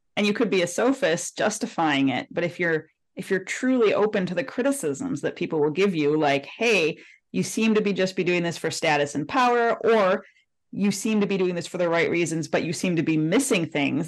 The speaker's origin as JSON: {"language": "English", "town": "Detroit", "region": "Michigan", "country": "United States", "said": "I'm from Detroit"}